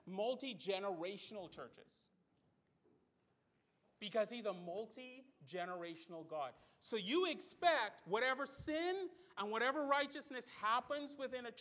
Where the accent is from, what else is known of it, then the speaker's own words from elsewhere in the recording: Bahamas; I grew up in the Bahamas